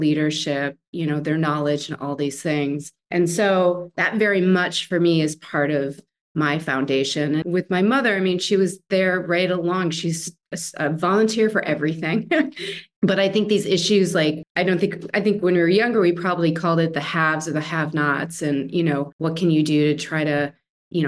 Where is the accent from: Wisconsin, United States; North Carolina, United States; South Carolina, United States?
Wisconsin, United States; moved away; I'm from Wisconsin originally